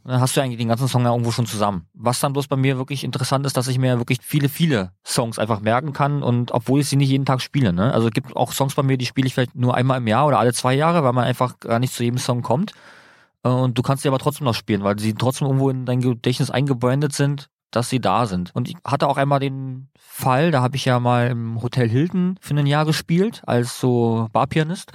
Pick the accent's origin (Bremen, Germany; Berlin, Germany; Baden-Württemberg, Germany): Berlin, Germany; weil ich komme ja aus dem Bezirk Marzahn-Hellersdorf